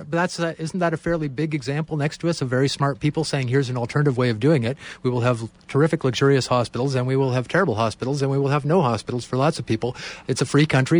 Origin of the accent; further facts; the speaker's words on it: Canada; as Canadians